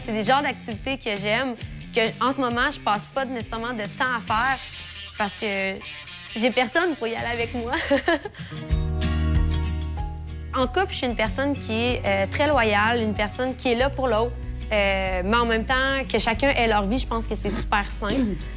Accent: Neuville, Quebec, Canada; j'ai 24 ans, je viens de Neuville

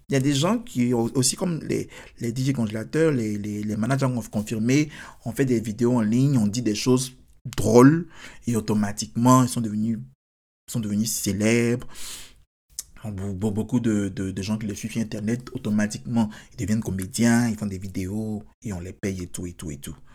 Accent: United States; Je suis américain. Donc, forcément, s'il y a quelqu'un qui attaque, qui attaque les Américains, bien sûr.

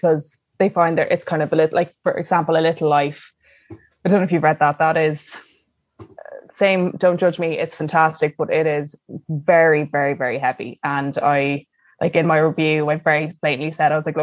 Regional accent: Ireland; we're very uncomfortable with feelings as Irish people

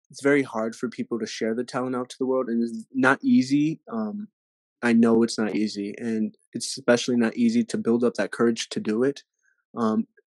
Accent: San Antonio, Texas, United States; born there; No, I'm just playing. No, um, I was born in San Antonio, Texas. Um, uh, of course, from Mexican American families descent, um, Tex-Mex, as you will.

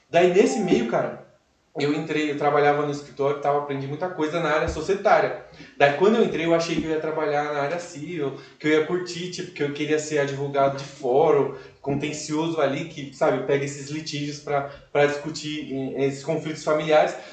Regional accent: Cajamar, São Paulo, Brazil

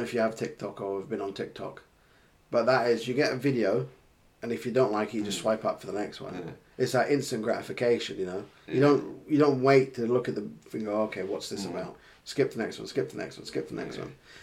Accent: London, United Kingdom; I grew up in London.

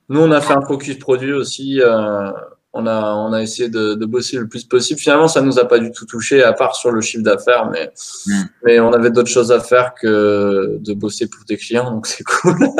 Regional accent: the South-West, south-west France, France; chez nous dans le Sud-Ouest

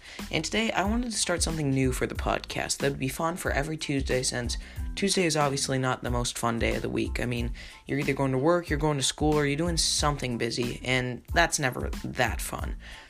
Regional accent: Chicago, Illinois, United States; I am a big Bulls fan. I was raised in Chicago for a little bit, so that's a heartbreaker.

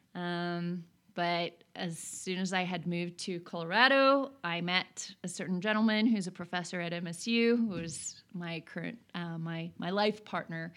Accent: Oslo, Norway; now in Bozeman, United States; I'm born and raised in Oslo, Norway

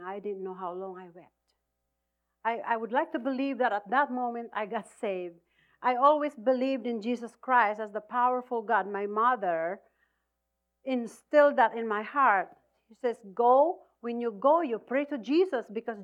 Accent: Philippines; I'm Filipino. I'm from the Philippines.

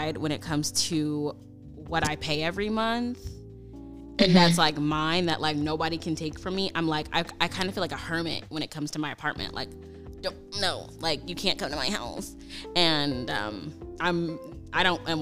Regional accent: St. Louis, Missouri, United States; moved away as an adult; now in Minnesota, United States; I'm from St. Louis

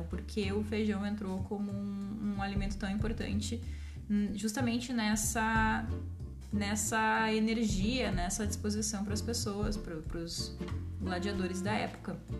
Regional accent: Brazil; nossa vida como brasileiros

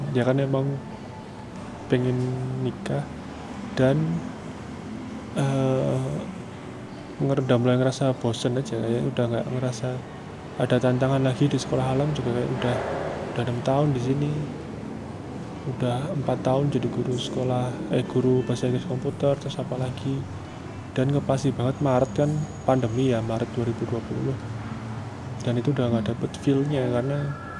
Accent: Surakarta, Central Java, Indonesia; moved away; also born or lived in Bekasi; saya orang Solo kan aslinya

